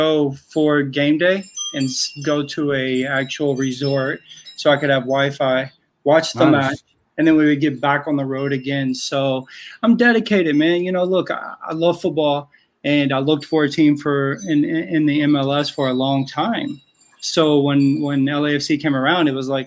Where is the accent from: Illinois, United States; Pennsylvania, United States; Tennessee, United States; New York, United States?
Tennessee, United States; also born or lived in California; now in Oahu, United States; I'm originally from Tennessee